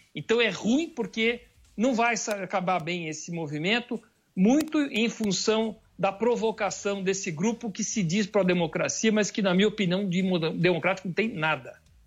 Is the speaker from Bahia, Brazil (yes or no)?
no; Campinas, São Paulo, Brazil; eu fui um grande organizador de movimentos aqui na cidade de Campinas, onde sou natural de Campinas.